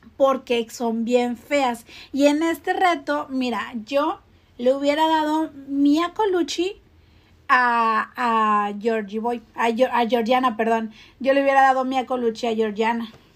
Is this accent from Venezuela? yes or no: no; Monterrey, Nuevo León, Mexico; desde la Sultana del Norte, aquí en la cuna de las grandes estrellas